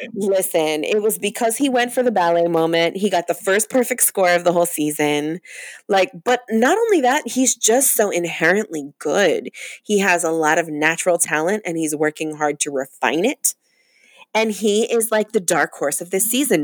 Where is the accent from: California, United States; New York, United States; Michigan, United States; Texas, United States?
New York, United States; Long Island; the town that I grew up in on Long Island